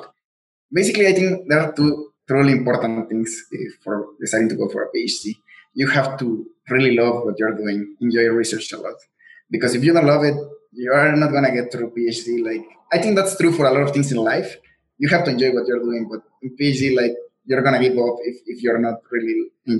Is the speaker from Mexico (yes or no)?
yes; Mexico; first language Spanish; English is a second language; moved away; I'm from Mexico, so my first language is Spanish